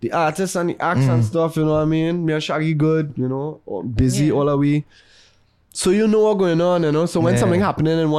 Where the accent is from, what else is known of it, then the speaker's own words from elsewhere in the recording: Trinidad & Tobago; I enjoyed growing up in Trinidad because of the fact that I could witness so many different cultures and people from all around